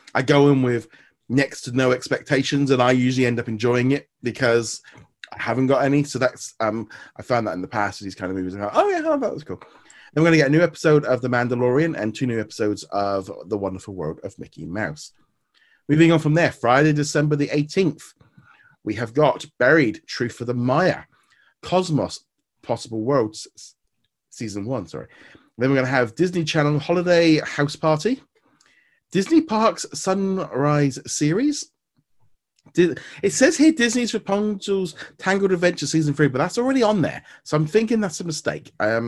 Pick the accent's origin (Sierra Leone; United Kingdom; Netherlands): United Kingdom; we're British